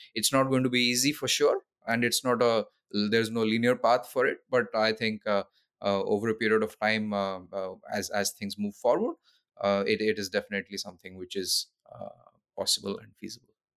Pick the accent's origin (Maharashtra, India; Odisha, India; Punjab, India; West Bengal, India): Odisha, India; also born or lived in London; went back to India, to my home state, Odisha